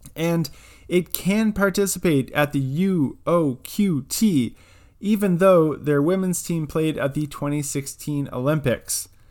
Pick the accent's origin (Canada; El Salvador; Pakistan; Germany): Canada; Almonte, Ontario; just outside of my hometown in Almont, Ontario